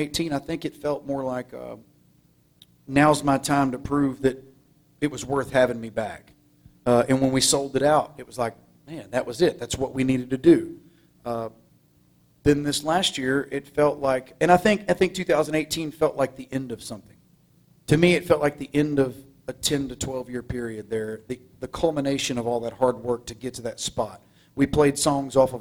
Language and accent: English; Groveton, Texas, United States; I'm from Groveton